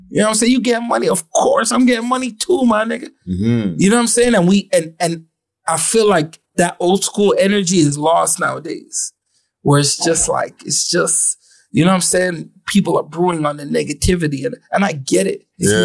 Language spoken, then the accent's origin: English; Ottawa, Ontario, Canada; I felt like I was the exception to the rule. I was from Ottawa.